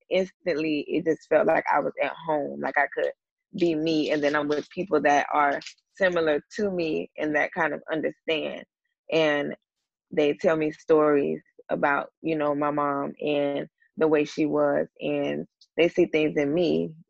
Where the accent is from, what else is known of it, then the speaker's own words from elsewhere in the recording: Ventura, California, United States; born there; I was born in Ventura, California.